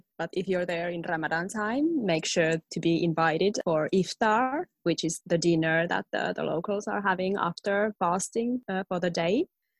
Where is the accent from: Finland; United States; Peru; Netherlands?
Finland; moved away as an adult; now in Tallinn, Estonia; I'm in Estonia, Tallinn, but I'm from Finland originally.